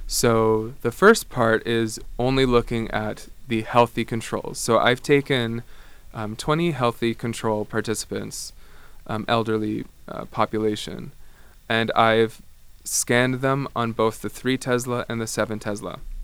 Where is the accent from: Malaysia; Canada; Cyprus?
Canada; Ottawa, Ontario; moved away as an adult; also born or lived in Amsterdam; I come from Canada. I'm from Ottawa originally, but I actually did my undergrad in Amsterdam